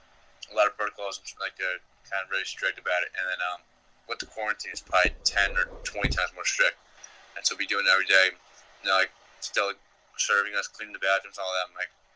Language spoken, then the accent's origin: English; New York City, New York, United States; moved away as an adult; now in Milwaukee, United States; sophomore, from New York City, a finance major, and live in a Schrader.